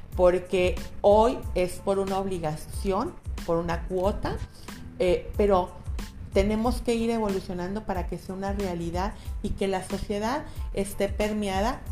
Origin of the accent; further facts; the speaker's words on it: Guadalajara, Jalisco, Mexico; soy nacida en San Juan de Dios, en un hospital que era el Vázquez Arroyo y ahorita ya, ya no existe, pero soy de la cuna de Tapatía, he vivido siempre en Guadalajara